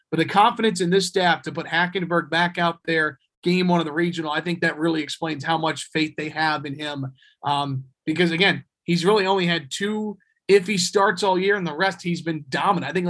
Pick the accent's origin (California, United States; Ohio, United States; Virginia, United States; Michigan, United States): Virginia, United States; Richmond; growing up in Richmond